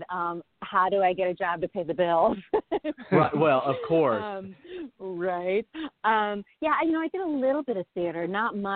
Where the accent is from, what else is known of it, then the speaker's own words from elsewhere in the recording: Chicago, Illinois, United States; now in Los Angeles, United States; I came from Chicago, and I'm already used to the cold, and you're not used to it.